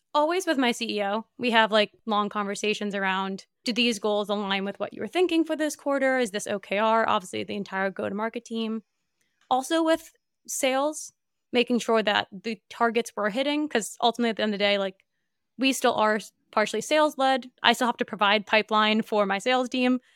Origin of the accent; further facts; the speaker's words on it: New Jersey, United States; I grew up in Northeast